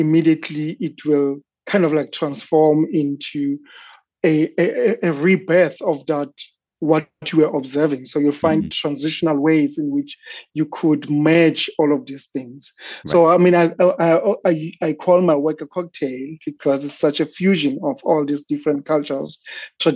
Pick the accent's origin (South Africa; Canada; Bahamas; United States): South Africa; Soweto, Gauteng; growing up in South Africa, particularly in the township of Soweto